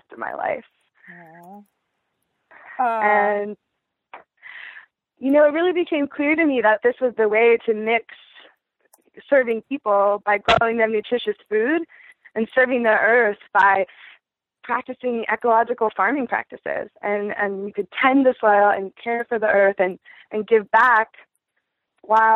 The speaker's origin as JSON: {"language": "English", "area": "Baltimore County", "region": "Maryland", "country": "United States", "tie": "born or raised there", "also_born_or_lived": "Arizona / Oregon / Hawaii", "moved": "as an adult", "lives_now": "Willits, United States", "said": "I'm originally an East Coaster. I'm from Baltimore County, Maryland. I grew up there with a pretty classic suburban upbringing."}